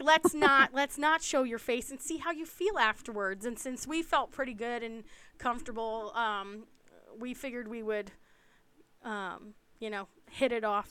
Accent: East Coast, United States; I'm from the East Coast.

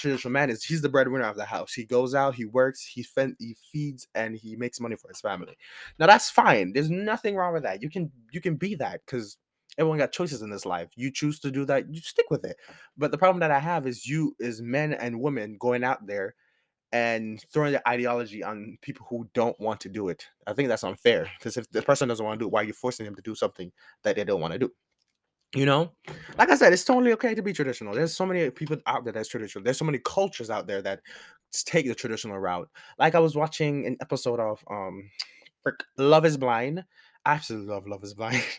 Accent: Jamaica; as a Jamaican, coming from the island

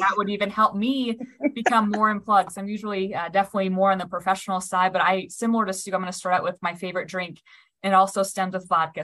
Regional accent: Nebraska, United States; I was born and raised in Nebraska

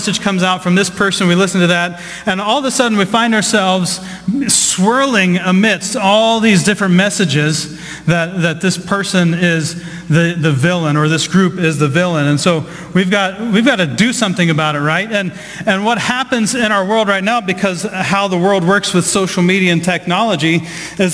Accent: Southeast Ohio, United States; I grew up in the Midwest. I grew up in Southeast Ohio.

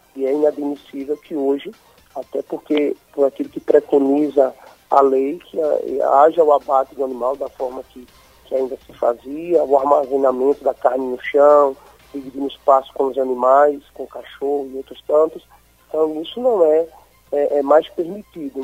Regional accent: Aracaju, Sergipe, Brazil; Nós que somos aqui de Aracaju, eu moro aqui em Aracaju

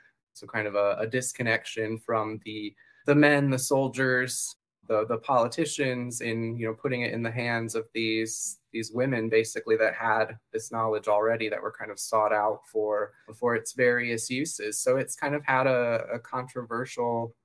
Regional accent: Fort Wayne, Indiana, United States; now in Florida, United States; It's actually my hometown.

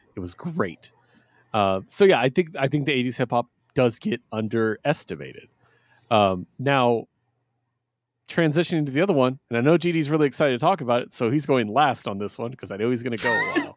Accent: West Coast, United States; I'm from the West Coast

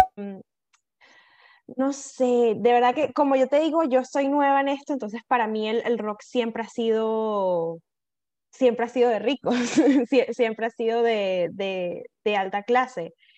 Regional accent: Venezuela

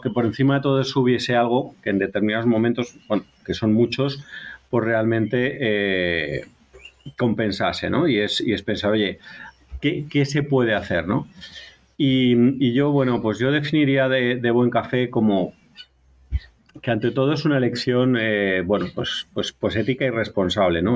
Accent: Galicia, Spain; soy gallego, voy a hacer un poquito de, de publicidad de mi tierra

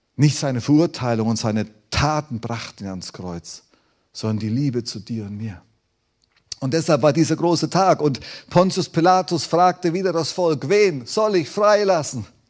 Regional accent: Germany; wir Deutsche

